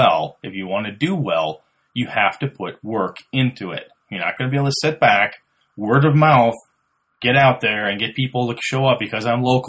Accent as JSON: {"language": "English", "area": "Merchant Center", "region": "Wisconsin", "country": "United States", "said": "I'm from Merchant Center"}